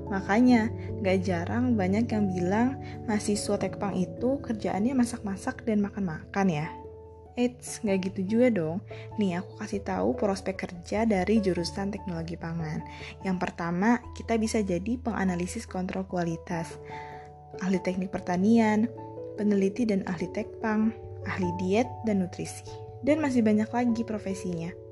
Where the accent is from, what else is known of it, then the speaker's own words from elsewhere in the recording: Bandar Lampung, Lampung, Indonesia; Aku berasal dari Lampung. Yap, tepatnya di kota Bandar Lampung.